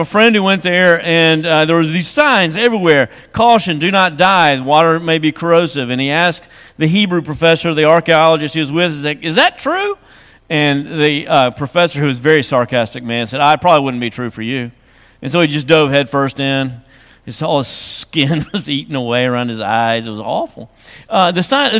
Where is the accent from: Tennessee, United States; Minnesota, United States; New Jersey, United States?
Tennessee, United States; West; I grew up in West Tennessee, and we had swamps there